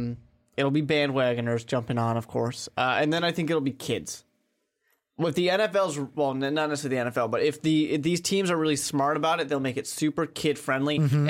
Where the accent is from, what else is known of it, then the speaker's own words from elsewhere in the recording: New York, United States; You know, I'm from New York. I'm a Jets fan.